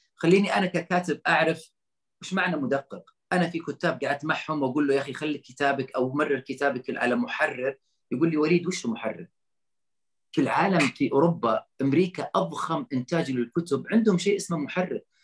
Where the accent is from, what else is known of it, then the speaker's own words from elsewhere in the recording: Saudi Arabia; انا كسعودي